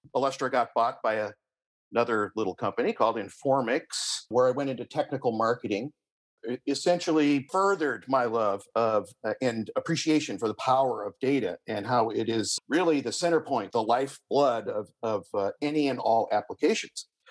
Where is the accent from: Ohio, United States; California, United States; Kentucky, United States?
California, United States; Berkeley; I grew up in the San Francisco Bay Area, specifically in Berkeley.